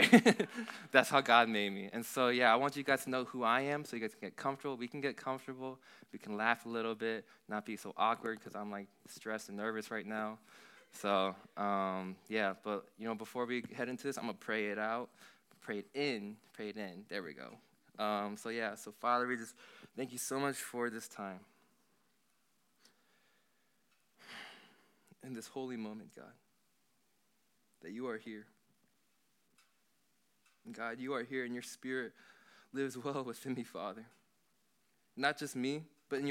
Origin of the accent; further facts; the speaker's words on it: Bourbonnais, Illinois, United States; also born or lived in Santa Rosa, California / Philadelphia / Cincinnati; Then moved to Philly for 2 years, moved to Cincinnati for 5 years, and of all places, my dad decided to end up in Bourbonnais, Illinois when I was 8 years old